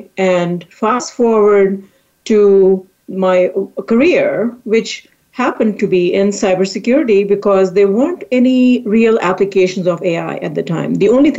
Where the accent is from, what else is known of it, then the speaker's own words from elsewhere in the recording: India; moved away as an adult; now in United States; I came to this country from India to do a master's in artificial intelligence